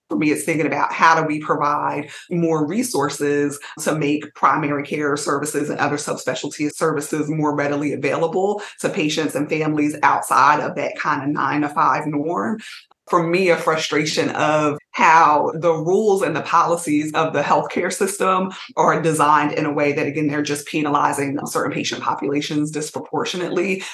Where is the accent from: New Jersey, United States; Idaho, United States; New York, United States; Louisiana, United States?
New Jersey, United States; Montclair; also born or lived in Trenton, New Jersey; I'm originally from Montclair and then moved to Trenton